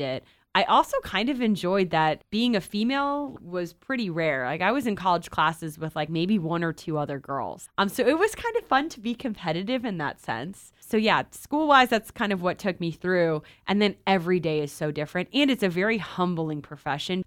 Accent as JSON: {"language": "English", "town": "Cleveland", "region": "Ohio", "country": "United States", "tie": "born or raised there", "said": "I grew up in Cleveland"}